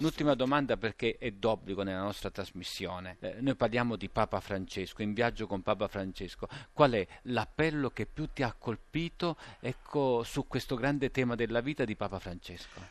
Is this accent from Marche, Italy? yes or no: no; Scala, Campania, Italy; now in Assisi, Italy; con il sindaco del mio paese, Scala, sulla costiera malfitana